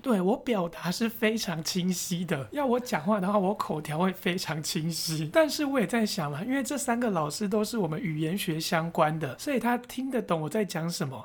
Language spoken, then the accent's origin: Chinese; Taiwan; 这就是我们台湾人所缺少的狼性，因为我们不是苦过来的人